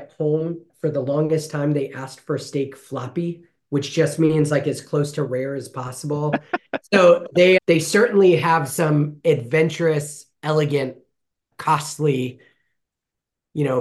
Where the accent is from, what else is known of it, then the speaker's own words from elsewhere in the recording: Fresno, California, United States; I grew up here in Fresno, loved Fresno, started Heaton Elementary